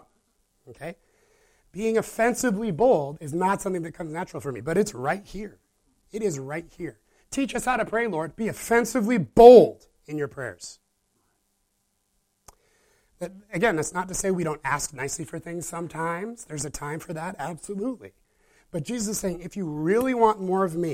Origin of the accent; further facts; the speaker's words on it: Midwest, United States; I was raised in the Midwest